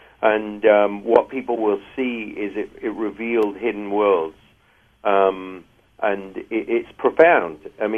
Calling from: Los Angeles, California, United States; I'm actually calling you from Los Angeles.

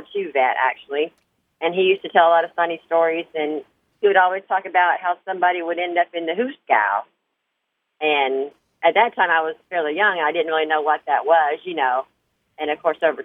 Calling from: Jacksonville, Florida, United States; I'm calling from Jacksonville, Florida

